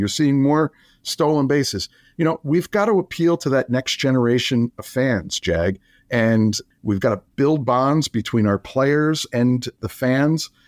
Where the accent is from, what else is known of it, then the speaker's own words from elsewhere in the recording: New Jersey, United States; moved away as an adult; I grew up in New Jersey